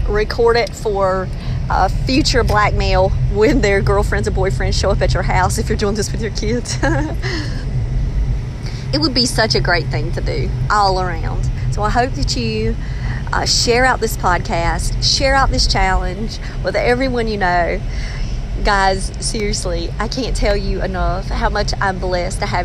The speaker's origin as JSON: {"language": "English", "town": "Maxton", "region": "North Carolina", "country": "United States", "moved": "yes", "lives_now": "Raleigh, United States", "said": "I'm from Max, and we didn't have this kind of stuff back where I'm from"}